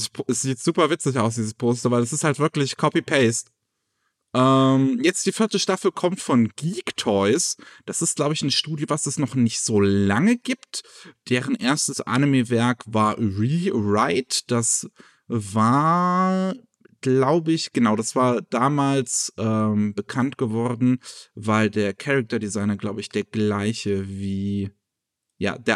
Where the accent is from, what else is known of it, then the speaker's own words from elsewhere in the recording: Japan; Ähm, mein Heimatland Japan, das waren ja, ein bisschen, bisschen, bisschen patriotischer Film, wie man am Titel vielleicht merkt.